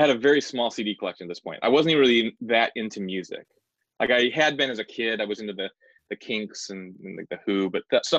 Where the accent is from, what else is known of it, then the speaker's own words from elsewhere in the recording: Ottumwa, Iowa, United States; moved away as an adult; now in Chicago, United States; I'm from Iowa originally, a small town in Iowa, in southeast Iowa, called Ottumwa